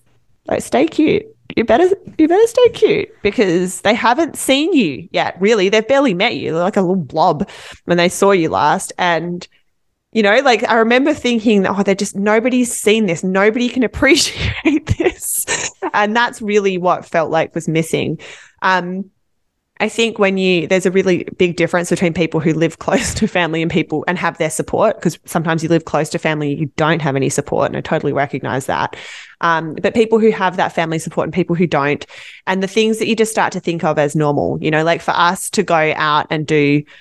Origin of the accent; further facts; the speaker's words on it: Western Australia, Australia; moved away as an adult; now in Vancouver, Canada; I'm from Western Australia